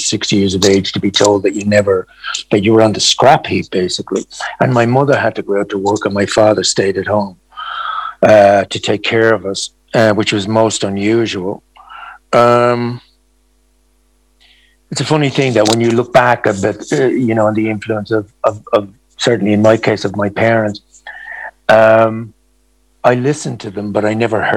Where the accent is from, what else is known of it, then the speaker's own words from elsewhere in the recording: Ireland; I grew up in Ireland in a time which was darkly repressive for so many of our population, especially women